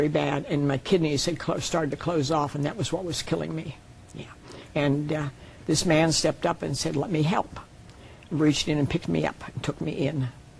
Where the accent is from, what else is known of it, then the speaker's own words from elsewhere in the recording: Pennsylvania, United States; moved away; Because I came from Pennsylvania.